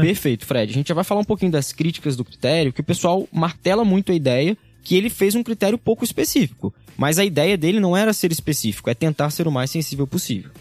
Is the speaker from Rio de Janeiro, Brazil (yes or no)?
yes; interior of Rio de Janeiro, Brazil; moved away as an adult; now in São Paulo, Brazil; eu sou do interior do Rio de Janeiro, vim aqui para São Paulo